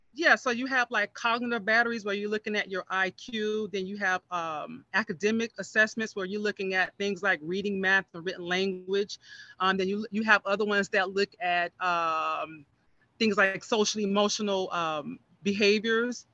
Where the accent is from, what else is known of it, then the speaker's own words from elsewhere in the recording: Miami Gardens, Florida, United States; I grew up in Miami Gardens. I'm, I'm a product of this community